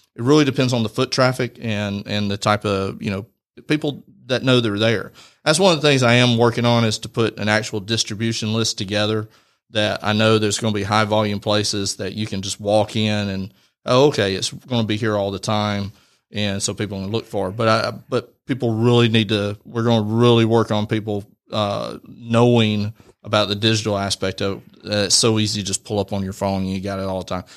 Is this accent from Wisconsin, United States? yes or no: no; Rome, Georgia, United States; I'm born and raised in Rome